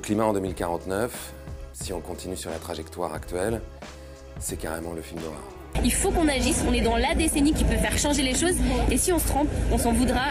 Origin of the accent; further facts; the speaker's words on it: France; En tant que Français